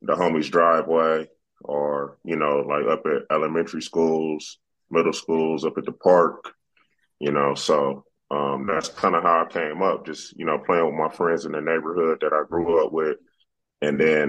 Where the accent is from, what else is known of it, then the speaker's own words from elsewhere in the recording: Inglewood, California, United States; growing up in Inglewood, California